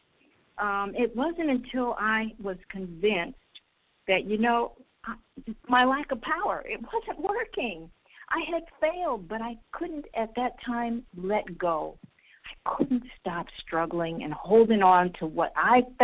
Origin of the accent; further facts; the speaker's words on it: Israel; I'm from Israel